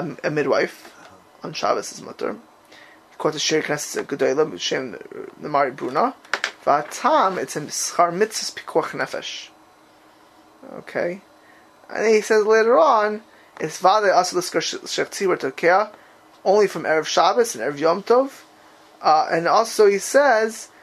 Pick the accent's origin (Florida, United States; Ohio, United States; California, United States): Florida, United States; Miami Beach; I grew up in Miami Beach